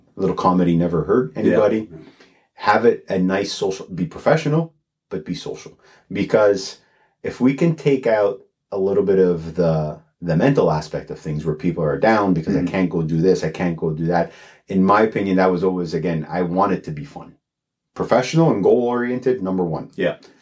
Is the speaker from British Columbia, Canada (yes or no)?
no; Toronto, Ontario, Canada; also born or lived in Alliston; I'm born and raised in Toronto. Yeah. So downtown Toronto.